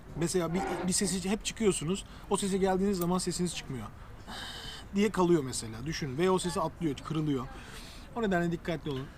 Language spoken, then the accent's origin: Turkish; Adapazarı, Sakarya, Turkey; Pazarlıyım, Ada Pazarı'nda tel arardık